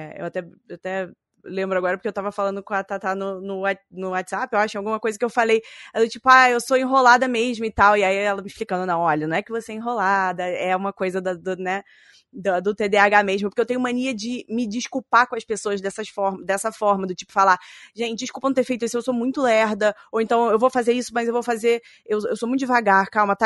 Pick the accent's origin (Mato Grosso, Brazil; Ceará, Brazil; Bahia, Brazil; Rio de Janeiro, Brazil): Rio de Janeiro, Brazil; accent: chiado carioca; now in São Paulo, Brazil; eu moro em São Paulo, mas eu nasci no Rio de Janeiro, então eu vou chiar um pouquinho no microfone